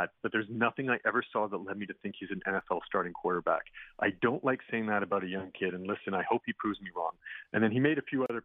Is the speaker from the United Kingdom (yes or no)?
no; Canada; I am Canadian